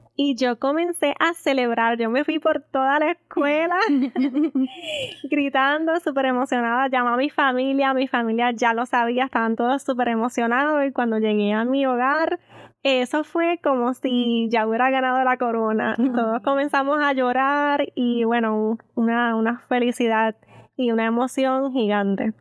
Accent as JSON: {"language": "Spanish", "town": "Aguadilla", "country": "Puerto Rico", "tie": "born or raised there", "said": "el pueblo que me vio nacer y crecer, mi querida Aguadilla"}